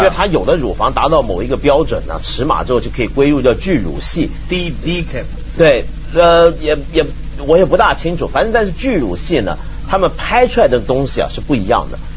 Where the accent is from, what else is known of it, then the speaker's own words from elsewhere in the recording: China; 这还不叫我们中国人长威风吗？